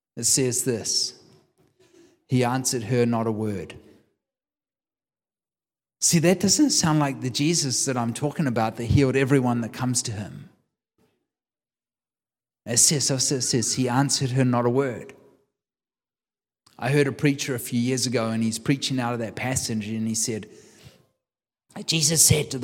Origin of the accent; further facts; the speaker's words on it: New Zealand; I'm a New Zealander. I take my daughter with me, my youngest, 21. I take my daughter with me, and we land in Auckland Airport